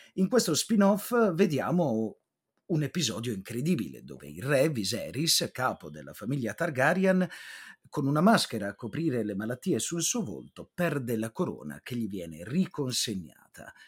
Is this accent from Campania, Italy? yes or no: no; Apulia, Italy; per me che sono pugliese di origine